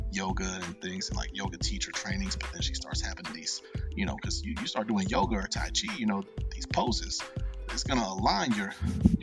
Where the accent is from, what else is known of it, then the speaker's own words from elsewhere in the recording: Cincinnati, Ohio, United States; moved away; I moved away from Cincinnati